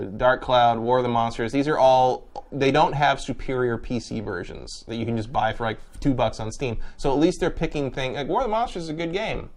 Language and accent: English; San Francisco, California, United States; moved away; I'm from there, so I'm like, you know, I go back like, ah, yes, home